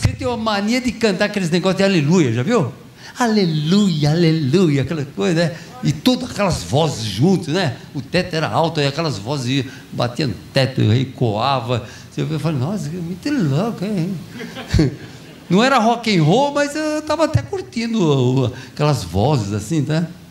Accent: São Paulo, Brazil; also born or lived in Brodowski; Eu nasci em São Paulo, na capital de São Paulo.

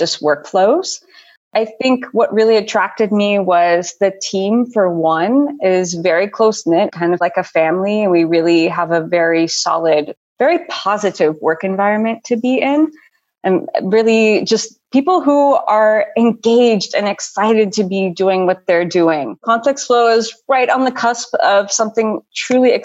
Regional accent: Chicago, Illinois, United States; moved away as an adult; also born or lived in Los Angeles, United States; now in Vienna, Austria; I'm an American. I'm originally from the Chicago area

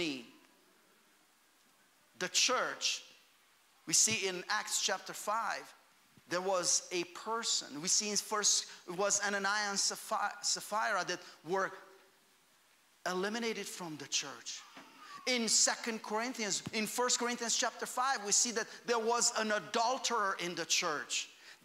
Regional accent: Romania; moved away; I grew up in Romania.

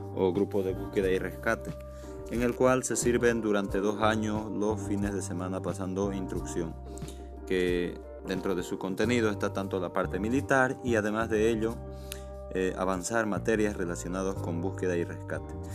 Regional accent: Santa Cruz de la Sierra, Santa Cruz, Bolivia; also born or lived in Cochabamba, Bolivia; yo soy nacido el 15 de diciembre de 1992 en la ciudad de Cochabamba, Bolivia. Posterior a ello, me vine, bueno, mis padres se vinieron a Santa Cruz y desde entonces yo me eduqué, me formé

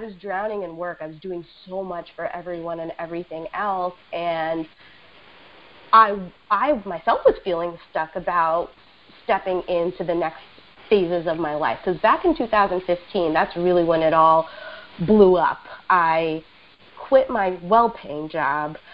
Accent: New York City, New York, United States; I am a native New Yorker, ride or die, and I was born and raised in Queens

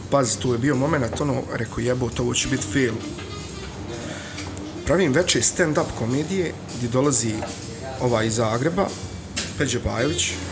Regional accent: Sarajevo, Federation of Bosnia and Herzegovina, Bosnia & Herzegovina; moved away as an adult; now in Gradiška, Bosnia and Herzegovina; ja sam došao iz Sarajeva 300 km ovamo, nemam nikakvih korijena ovdje

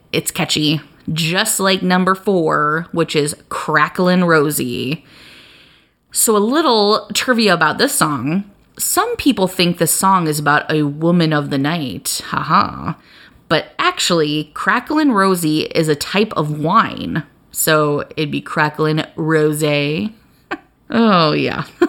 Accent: Iowa, United States; growing up in Iowa

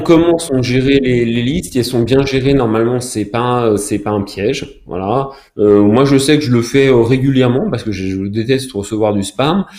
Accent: France; je suis français

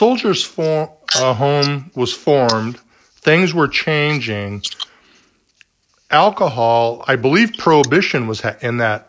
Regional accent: Southern California, United States; And even like myself, who's born and raised in Southern California

